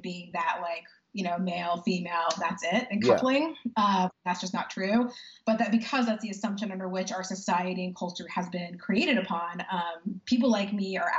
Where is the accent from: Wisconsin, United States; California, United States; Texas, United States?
Texas, United States; Dallas; I grew up in far north Dallas and went to PISD public schools